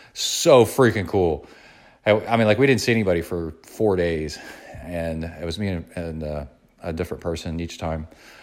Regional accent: Birmingham, Alabama, United States; also born or lived in East Tennessee; I really miss where I grew up in Birmingham, Alabama, and Tennessee, East Tennessee, near the Smoky Mountains, where it's just thick pine forest.

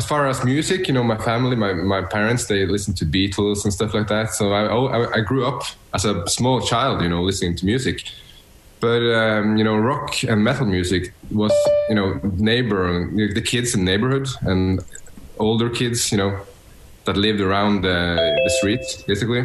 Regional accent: Bodø, Nordland, Norway; now in Oslo, Norway; I'm born and raised in north of Norway, you know, above the Arctic Circle. So it's pretty far from here, actually, but it's in a small town in northern Norway. And that town is called Bodø

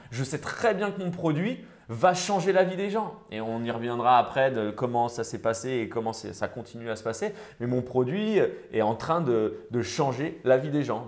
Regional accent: Rennes, Brittany, France; je suis originaire de Rennes

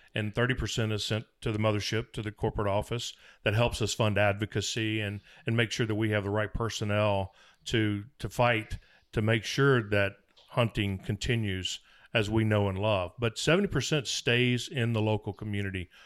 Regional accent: Mississippi, United States; where I was raised in Mississippi

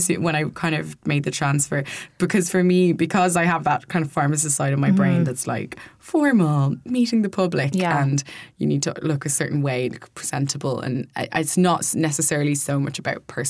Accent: Kildare, Leinster, Ireland; We're all from Kildare, like myself and Violet are from Kildare

